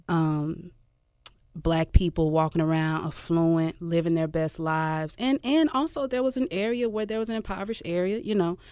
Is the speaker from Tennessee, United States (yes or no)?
yes; Memphis, Tennessee, United States; I'm from South Memphis, man. Uh, Glenview